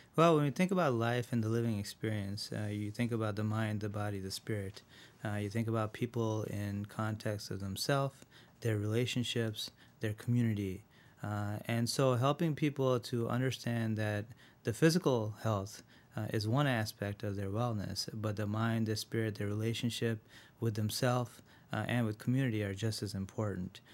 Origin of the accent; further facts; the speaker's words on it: Rochester, New York, United States; also born or lived in India; I was born in India, uh, and when I was seven, I moved to Rochester.